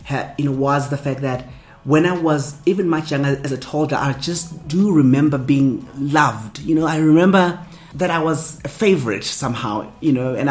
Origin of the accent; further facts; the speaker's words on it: Soweto, Gauteng, South Africa; And growing up in Soweto, I grew up in a colorful environment, multicultural, multilingual experiences, culture-wise.